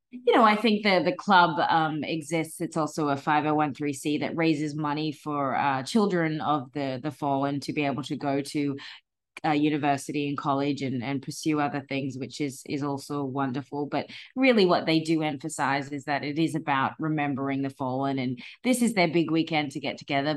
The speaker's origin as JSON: {"language": "English", "country": "Australia", "moved": "yes", "said": "being Australian"}